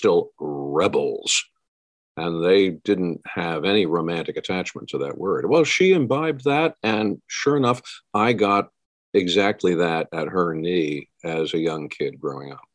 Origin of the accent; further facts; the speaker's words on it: Pennsylvania, United States; I'm a Yankee from Yankee land here in Pennsylvania. I grew up with my grandmother